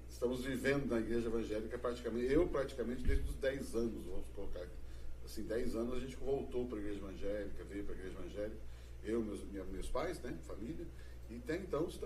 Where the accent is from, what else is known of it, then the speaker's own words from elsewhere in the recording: Londrina, Paraná, Brazil; also born or lived in Curitiba; fomos para Londrina onde praticamente a minha infância, juventude, adolescência, né, em Londrina.